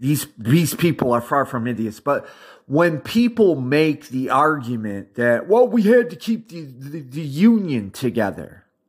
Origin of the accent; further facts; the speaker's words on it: United States; I'm an American